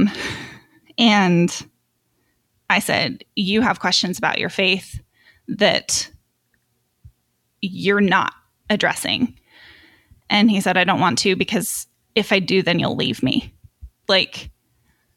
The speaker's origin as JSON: {"language": "English", "region": "Utah", "country": "United States", "tie": "born or raised there", "said": "I was born and raised in Utah, active LDS, and so was my husband."}